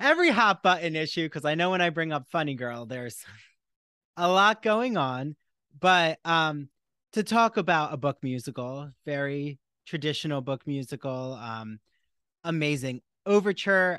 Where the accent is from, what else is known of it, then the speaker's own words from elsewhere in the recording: New Jersey, United States; I'm from New Jersey, and I remember even being in South Jersey